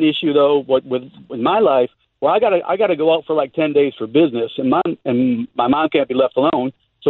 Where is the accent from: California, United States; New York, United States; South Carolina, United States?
New York, United States; Western; now in Florida, United States; we're from Western New York area.